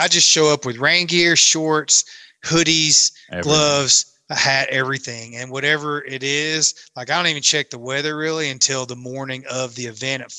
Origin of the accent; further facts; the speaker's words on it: Camden, Tennessee, United States; I grew up on Kentucky Lake, literally was born and raised in Camden, Tennessee